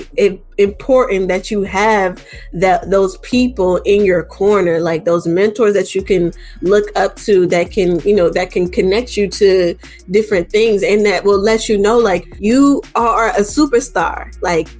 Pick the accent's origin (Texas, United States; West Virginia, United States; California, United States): West Virginia, United States; Charleston; I grew up in Charleston, West Virginia